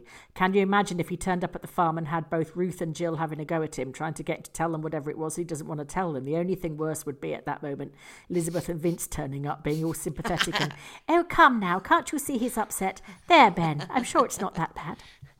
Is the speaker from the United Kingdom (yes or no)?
yes; Scotland, United Kingdom; I am from Scotland.